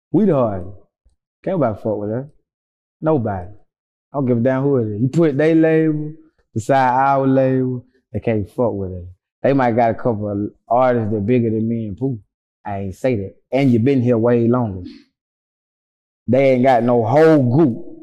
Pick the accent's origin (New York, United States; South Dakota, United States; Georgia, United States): Georgia, United States; I'm the only one that was that I'm from Georgia.